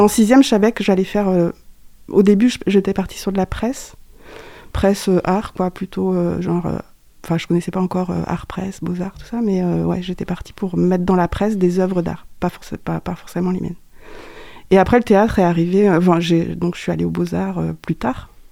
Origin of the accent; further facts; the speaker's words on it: Landivisiau, Brittany, France; moved away as an adult; also born or lived in Angers; originaire du Finistère. Je suis né à L'Andiviso. c'est une ville pas très loin de Morlaix, entre Morlaix et Brest. Donc, je suis une Bretonne